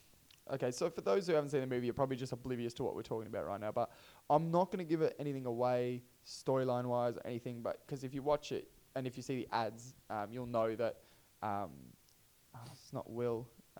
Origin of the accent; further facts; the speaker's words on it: Australia; And I guess maybe because we're Australian, that it's different.